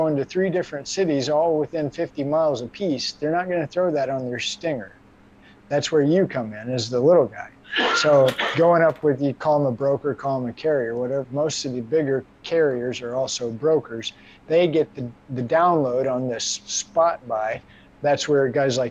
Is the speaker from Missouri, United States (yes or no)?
yes; Missouri, United States; I'm from Missouri.